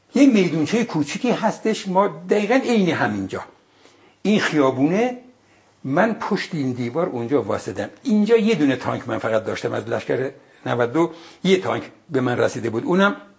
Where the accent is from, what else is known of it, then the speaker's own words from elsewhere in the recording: Ardabil, Ardabil Province, Iran; moved away; من بچه اردبیلم